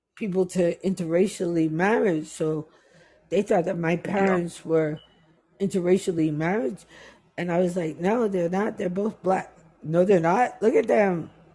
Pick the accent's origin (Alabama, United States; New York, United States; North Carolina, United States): New York, United States; New York City; also born or lived in Jamaica; I'm a New Yorker